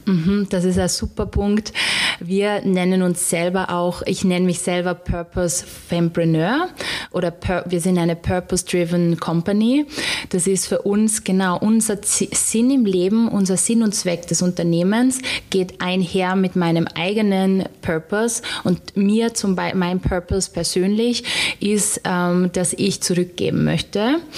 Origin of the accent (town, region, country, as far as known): Styria, Austria